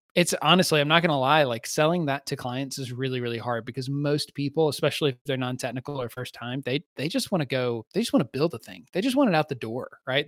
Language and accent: English; Southeast, United States; I grew up in the Southeast, which is a, which has its own distinct culture